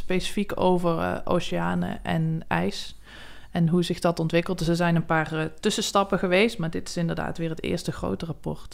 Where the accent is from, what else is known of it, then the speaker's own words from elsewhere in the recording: South Limburg, Netherlands; moved away; also born or lived in Wageningen; ik kom uit Zuid-Limburg oorspronkelijk